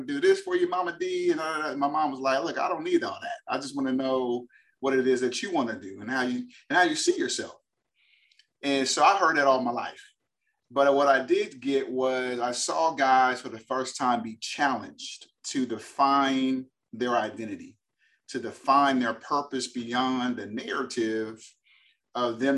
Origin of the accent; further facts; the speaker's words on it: Berkeley, California, United States; moved away as an adult; also born or lived in Boston, Massachusetts; now in Texas, United States; born and raised in Berkeley, California. California kid living in Texas